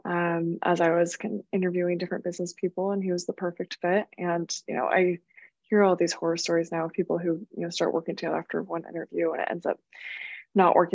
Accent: Bay Area, California, United States; also born or lived in Berkeley, California; I was born in Berkeley in California, grew up in the Bay Area

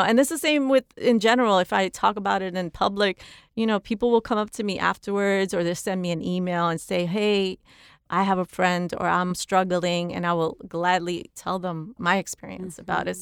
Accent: New York City, New York, United States; moved away as an adult; now in Los Angeles, United States; I grew up in the Bronx and because I grew up in the housing projects

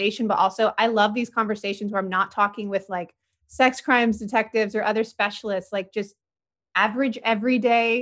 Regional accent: San Diego, California, United States; moved away; also born or lived in Indianapolis, Indiana; So I was born in 1988 in San Diego

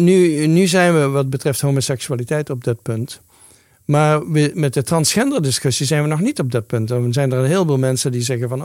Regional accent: Netherlands; moved away; Ik ben een Nederlander

